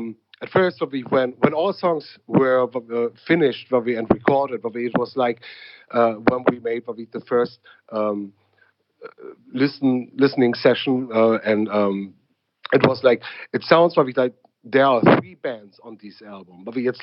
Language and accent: English; Berlin, Germany; English is a second language; a guy from Berlin, wouldn't believe that I'm from Berlin at all.